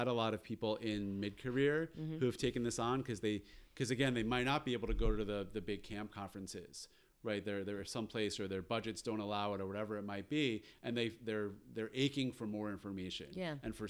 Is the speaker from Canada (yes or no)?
no; Westchester, New York, United States; also born or lived in Long Island, New York; I went to day camp in Westchester, New York, where I grew up